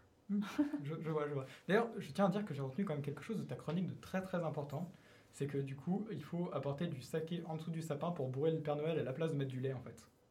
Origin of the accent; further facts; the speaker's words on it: France; je suis français